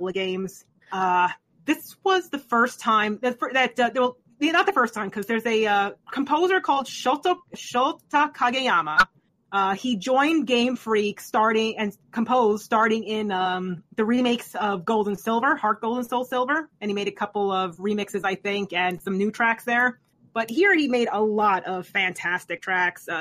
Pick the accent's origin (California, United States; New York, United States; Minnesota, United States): New York, United States; it's my home state